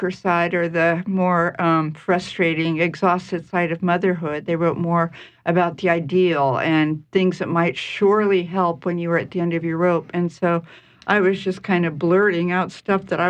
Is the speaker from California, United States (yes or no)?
yes; Marin County, California, United States; also born or lived in San Francisco; I'm still in the Bay Area. I was born in Marin County.